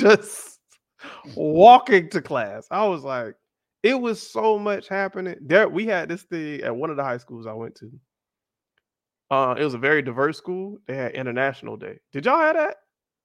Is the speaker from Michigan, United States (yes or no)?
no; Miami, Florida, United States; I was the American, like, hi guys. So where are you from? Miami.